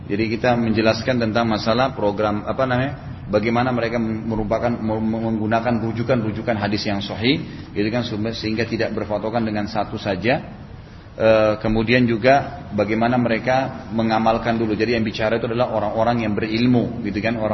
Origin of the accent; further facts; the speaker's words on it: Makassar, South Sulawesi, Indonesia; Saya katakan saya juga dari Makassar dan dipanggil ceramah gitu.